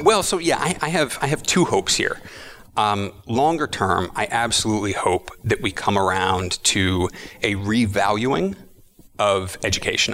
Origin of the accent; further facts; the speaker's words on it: Austin, Texas, United States; moved away as an adult; also born or lived in Berkeley, California; I was born in Austin, Texas, and lived there for about 22 years. And then I moved to Berkeley, California to go to graduate school